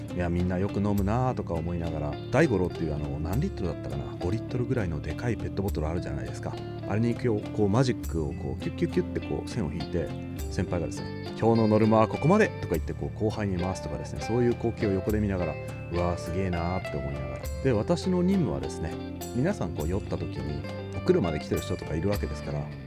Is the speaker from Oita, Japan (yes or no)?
yes; Kyushu, Oita, Japan; now in Tokyo, Japan; 生まれは大分の九州九州男児というカテゴリーに属する